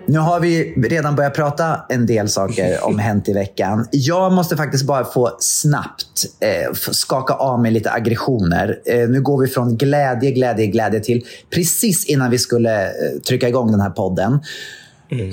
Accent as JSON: {"language": "Swedish", "town": "Katrineholm", "region": "Södermanland", "country": "Sweden", "tie": "born or raised there", "said": "min hemstad, Katrineholm"}